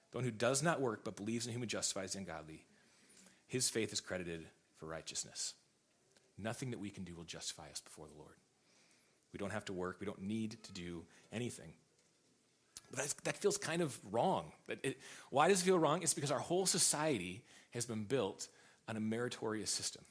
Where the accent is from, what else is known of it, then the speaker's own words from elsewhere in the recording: United States; I'm an American